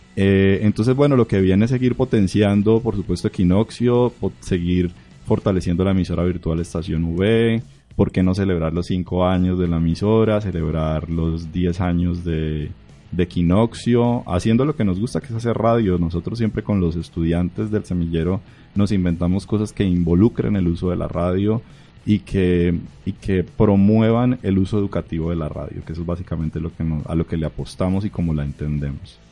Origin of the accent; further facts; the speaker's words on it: Barrancabermeja, Santander, Colombia; moved away as an adult; now in Bucaramanga, Colombia; yo vengo de Barranca Bermeja